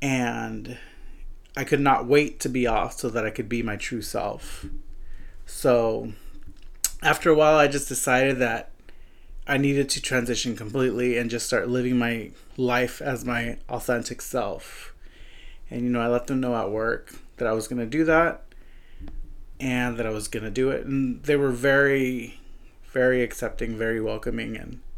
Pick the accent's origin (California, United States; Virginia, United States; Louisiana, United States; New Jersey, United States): California, United States; So I came from the Central Valley, which is a very small area in comparison to Long Beach and LA.